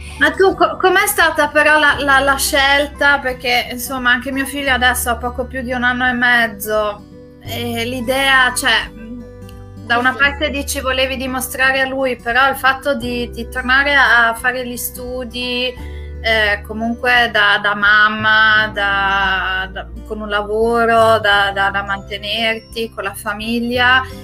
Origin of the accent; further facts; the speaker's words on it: Trentino-Alto Adige, Italy; sia io che Francesca, eh, siamo, veniamo dall'Alto Adige